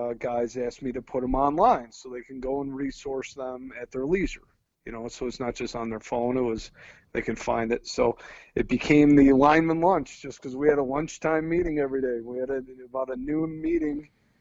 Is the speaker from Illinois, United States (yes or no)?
yes; Chicago, Illinois, United States; moved away; I coached at high school outside of Chicago. I'm from Chicago, Lincoln Way Central High School